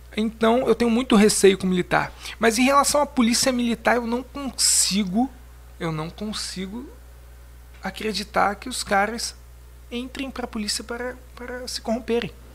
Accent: Brazil; somos brasileiros

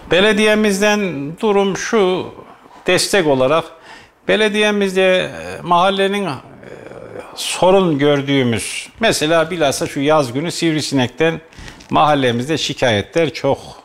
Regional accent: Kayseri, Kayseri Province, Turkey; Eski Kayserimizde mahallemizde de eskiden

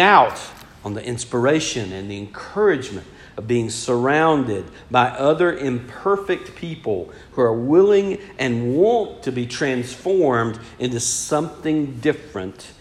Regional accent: Georgia, United States; I'm from Georgia

